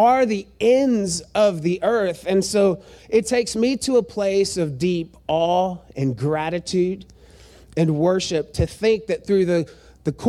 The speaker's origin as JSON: {"language": "English", "country": "United States", "tie": "born or raised there", "said": "born in the United States of America"}